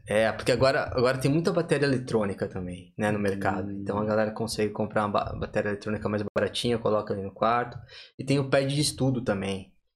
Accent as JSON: {"language": "Portuguese", "region": "São Paulo", "country": "Brazil", "moved": "yes", "said": "Vim de São Paulo, capital"}